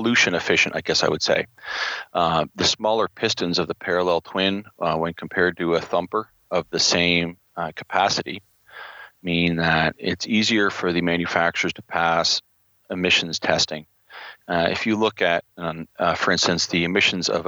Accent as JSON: {"language": "English", "region": "New Brunswick", "country": "Canada", "said": "I'm from New Brunswick in the east coast of Canada"}